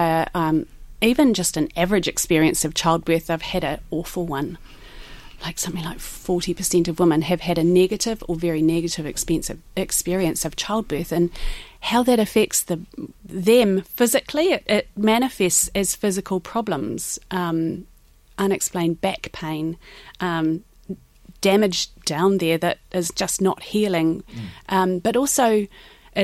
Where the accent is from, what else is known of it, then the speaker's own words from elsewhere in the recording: New Zealand; moved away as an adult; now in Ireland; I am from New Zealand